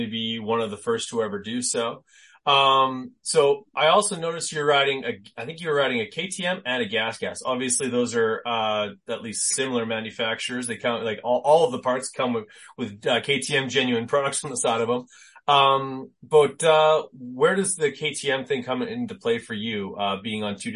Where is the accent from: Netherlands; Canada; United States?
Canada; being Canadian